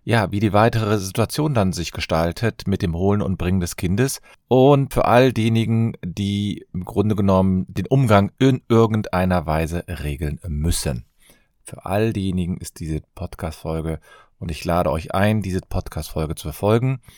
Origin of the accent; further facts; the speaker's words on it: Cologne, North Rhine-Westphalia, Germany; Ich komme aus Köln.